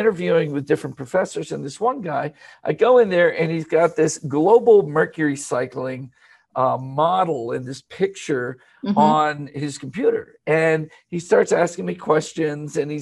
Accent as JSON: {"language": "English", "town": "Bethlehem", "region": "Pennsylvania", "country": "United States", "tie": "born or raised there", "said": "I was born in Steeltown, actually, mm-hmm. Bethlehem, Pennsylvania"}